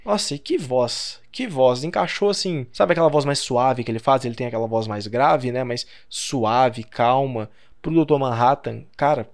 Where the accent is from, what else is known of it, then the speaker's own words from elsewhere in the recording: Brazil; Eu sou brasileiro